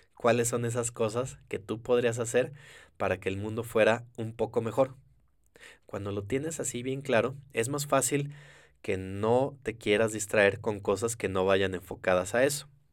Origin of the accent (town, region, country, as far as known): Mexico